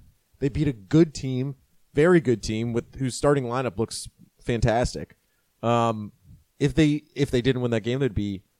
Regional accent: DMV, United States; I'm from the DMV.

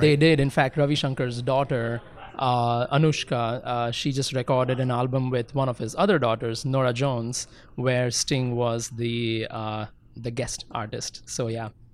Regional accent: India; I grew up in India, fortunately, in a very, uh, musical household

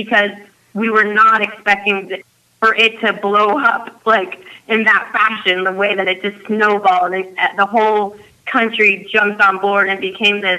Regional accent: United States; being American, growing up

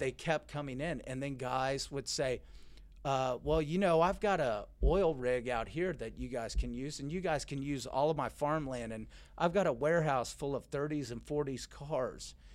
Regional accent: Richardson, Texas, United States; I grew up in Dallas, Texas

